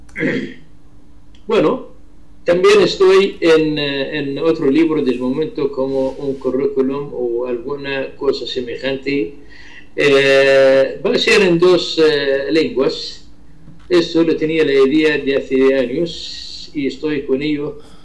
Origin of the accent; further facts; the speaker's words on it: Ramtha, Irbid Governorate, Jordan; Spanish is a second language; desde Jordania, desde la frontera azul entre Jordania y Siria, es mi ciudad, se llama Arranza.